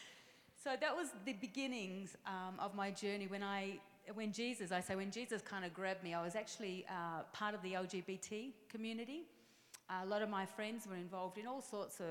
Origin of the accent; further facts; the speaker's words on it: Melbourne, Victoria, Australia; accent: Australian; downtown Melbourne in Australia, which is where my accent is from